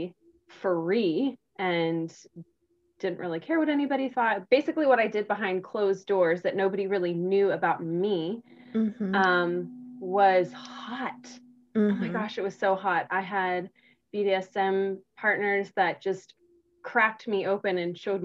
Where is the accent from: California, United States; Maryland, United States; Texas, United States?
Texas, United States; South; I grew up in South Texas, which is a part of the Bible Belt